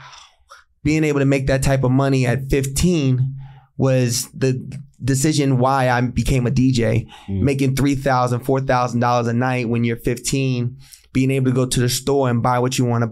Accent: Columbia, Maryland, United States; now in Las Vegas, United States; I grew up in Columbia, Maryland, the DMV

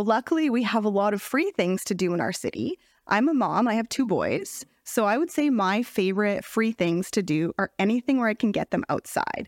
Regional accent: Lethbridge, Alberta, Canada; I am born and raised in Lethbridge

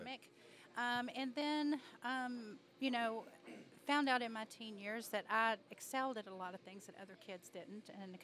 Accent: North Carolina, United States; I grew up in a town that was the smallest, one of the smallest towns in North Carolina in the largest county

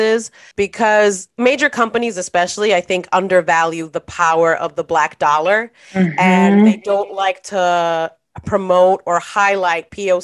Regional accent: New York City, New York, United States; moved away as an adult; growing up in New York City

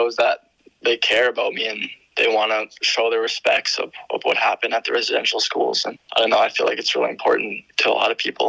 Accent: Saskatchewan, Canada; I'm from Saskatchewan on Ojibwe's First Nation.

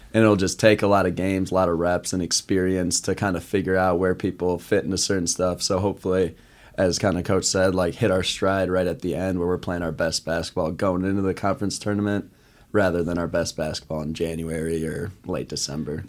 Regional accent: Eagan, Minnesota, United States; now in Sioux Falls, United States; I'm from Eagan, Minnesota, right outside Saint Paul.

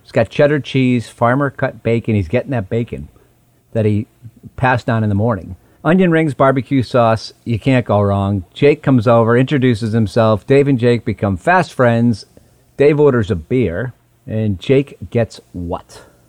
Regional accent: Western Massachusetts, United States; I grew up in Western Massachusetts in a town that had two diners

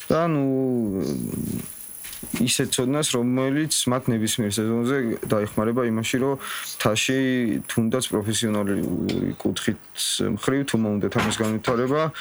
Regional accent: Tusheti, Kakheti, Georgia; მე რო თუში ვარ

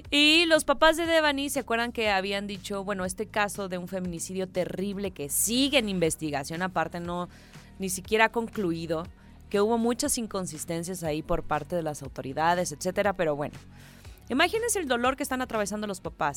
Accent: Mexico; cómo somos los mexicanos

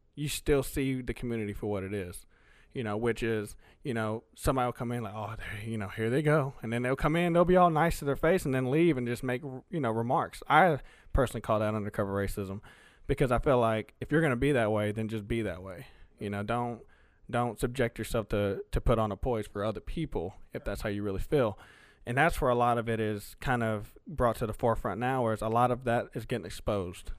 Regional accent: Alamo, the South, United States; first language Spanish; English is a second language; also born or lived in Texas; me growing up in Alamo most of my life

